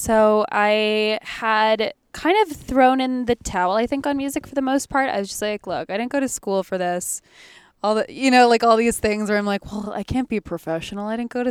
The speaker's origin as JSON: {"language": "English", "town": "Winnipeg", "region": "Manitoba", "country": "Canada", "tie": "born or raised there", "said": "he was someone I used to listen to all the time when I was like growing up in Winnipeg."}